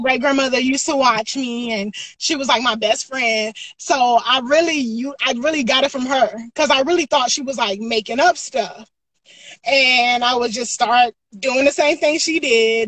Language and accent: English; Greenville, South Carolina, United States; I'm from Greenville, South Carolina